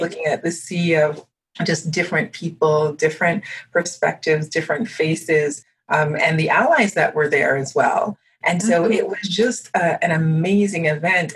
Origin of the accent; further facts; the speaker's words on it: United States; first language French; English is a second language; although I was born in the United States, I left when I was two months old, and I didn't come back till I was two and a half.